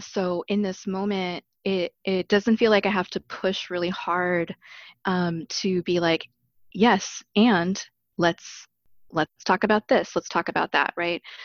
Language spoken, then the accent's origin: English; Arizona, United States; now in Chicago, United States; I grew up in Arizona